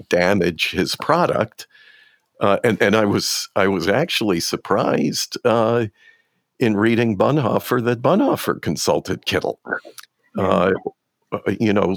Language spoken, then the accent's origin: English; United States; I'm an American evangelical